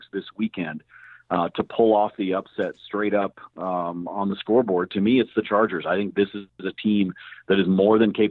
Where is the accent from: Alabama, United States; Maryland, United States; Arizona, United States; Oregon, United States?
Oregon, United States; now in Denver, United States; I grew up in Oregon